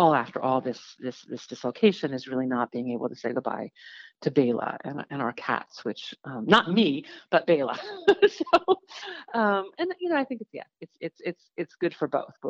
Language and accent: English; New York, United States; doing tours that I would never, even like touristy things that I never did as a New Yorker